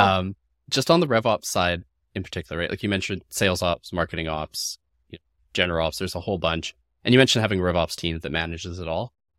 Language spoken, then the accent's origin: English; Canada; I'm Canadian